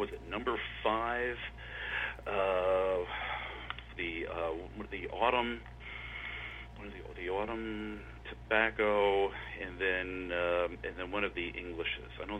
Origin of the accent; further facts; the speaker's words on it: Philadelphia, Pennsylvania, United States; I was born in Philadelphia, grew up just outside of Philadelphia, and lived there most of my life